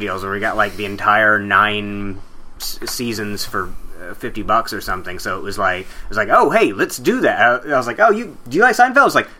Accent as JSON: {"language": "English", "region": "the South", "country": "United States", "accent": "southern", "said": "My southern accent definitely gets thicker when I get more frustrated."}